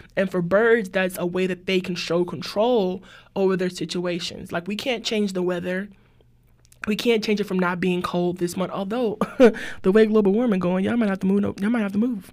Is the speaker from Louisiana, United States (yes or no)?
yes; New Orleans, Louisiana, United States; I'm from New Orleans, too.